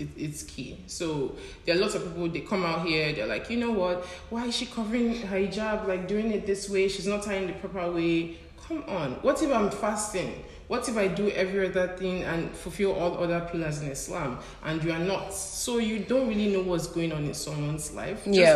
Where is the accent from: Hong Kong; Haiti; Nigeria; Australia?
Nigeria; moved away as an adult; I'm from Nigeria. It's a very diverse country.